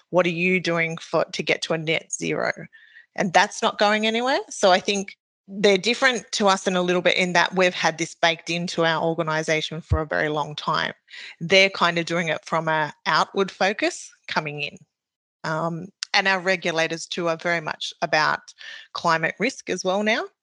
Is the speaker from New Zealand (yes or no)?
yes; New Zealand; now in Australia; so I am Maori, so I came from New Zealand to Australia.